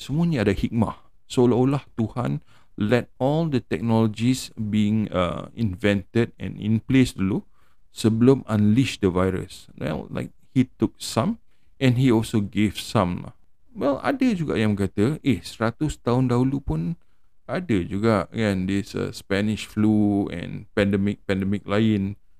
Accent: Malaysia; sebagai rakyat Malaysia

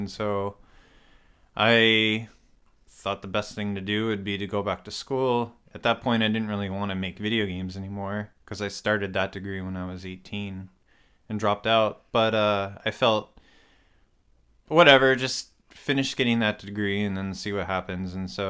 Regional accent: Fairfax, Virginia, United States; also born or lived in Winchester, Virginia / Pennsylvania; I was born in Winchester, Virginia, and then lived in Fairfax and Winchester.

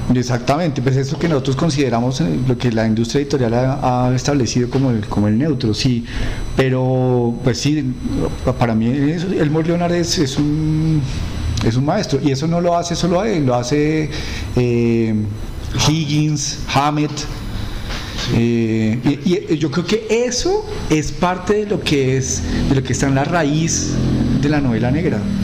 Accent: Colombia; nosotros somos cachacos

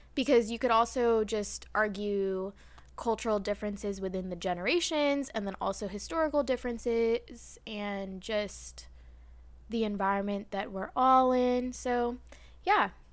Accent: United States; accent: American; I'm not British, an American accent

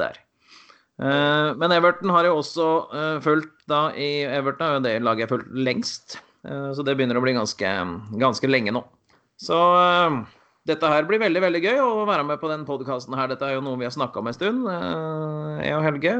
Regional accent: Valdres, Innlandet, Norway; moved away as an adult; now in Bergen, Norway; Kommer ifra Valdres. Bodd i Bergen i 22 år nå.

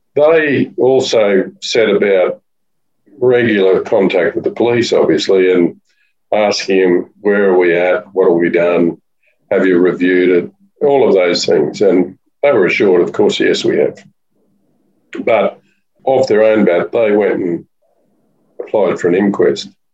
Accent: Warwick, Queensland, Australia; moved away as an adult; also born or lived in Brisbane; now in Sunshine Coast, Australia; I was born in Warwick initially, but my parents were farmers and then went to boarding school, did my law in in Brisbane for five years.

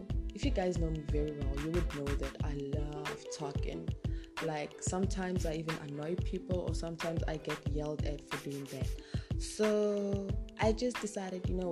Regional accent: North West, South Africa; now in Pretoria, South Africa; I come from South Africa. I am originally from Northwest, but I currently stay in Pretoria.

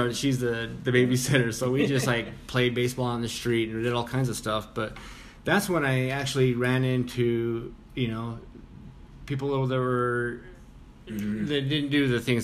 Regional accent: Vernal, Utah, United States; moved away as an adult; also born or lived in Salt Lake City, Utah; So anyways, I'm from Vernal, Utah. Kind of a small.

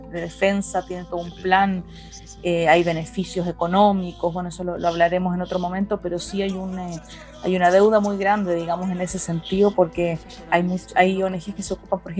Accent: Chile; now in Israel

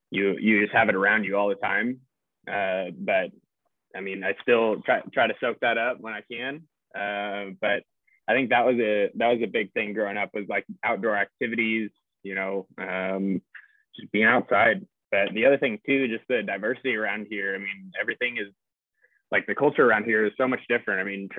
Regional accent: Oregon, United States; it was really cool growing up in the Pacific Northwest.

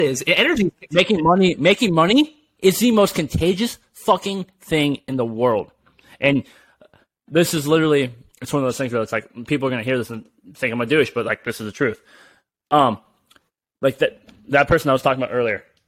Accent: California, United States; I'm from California.

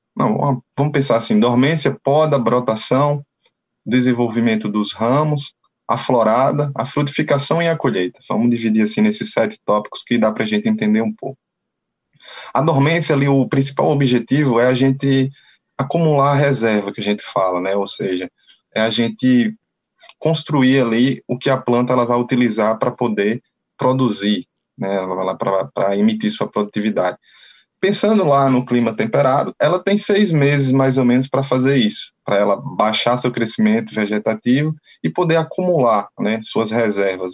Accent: Canarana, Bahia, Brazil; sou natural uma, da cidade do interior da Bahia chamada Canarana

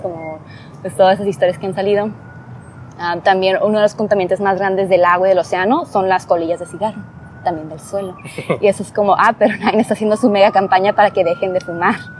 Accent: Rosarito, Baja California, Mexico; crecí en Rosarito, es un área pequeña

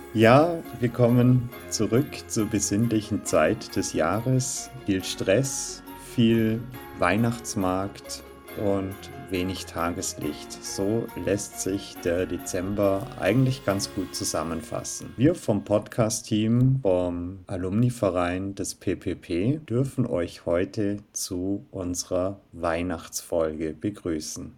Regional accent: Southern Germany, Germany; Wir bzw. ich komme aus Süddeutschland

